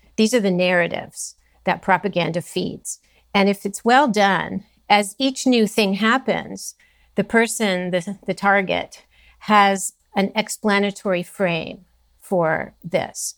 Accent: Los Angeles, California, United States; I grew up in California, Southern California

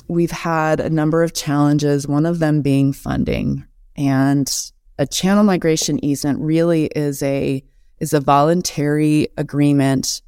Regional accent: Missoula, Montana, United States; also born or lived in Helena, Montana; I grew up in Missoula. I was born in Helena and moved to Missoula when I was in kindergarten, so grew up on the west side of town there

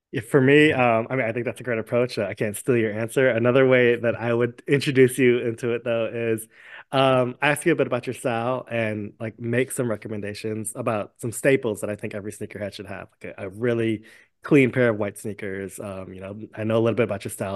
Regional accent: New York City, New York, United States; I grew up in a neighborhood where, like, sneaker culture and fashion was huge

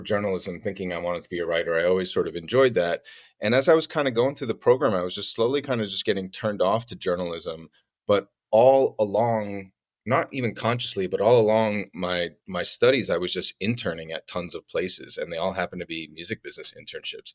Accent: Glen Rock, New Jersey, United States; also born or lived in New York City; I grew up in New Jersey. I'm from a town called Glen Rock, which is right outside New York City

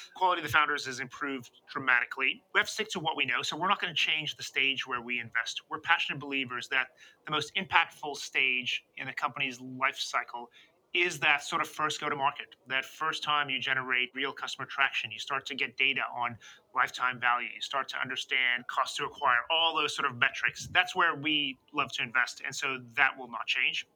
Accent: United States; moved away as an adult; now in London, United Kingdom; as an American

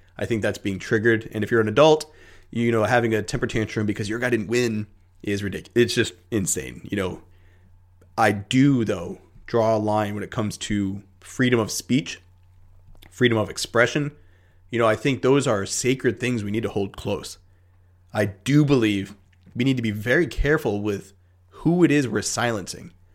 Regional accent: United States; as an American

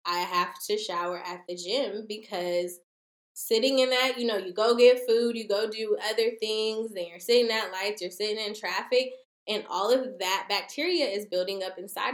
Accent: Portland, Oregon, United States; now in Los Angeles, United States; I'm originally from Portland, Oregon

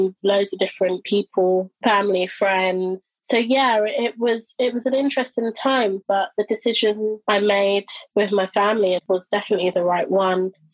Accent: London, United Kingdom; also born or lived in Brighton; I decided to come back to London, my hometown.

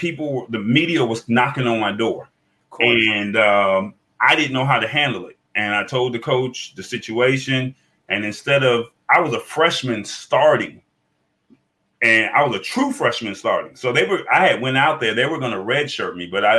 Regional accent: Atlanta, Georgia, United States; I was from Atlanta. I had just moved up with my dad.

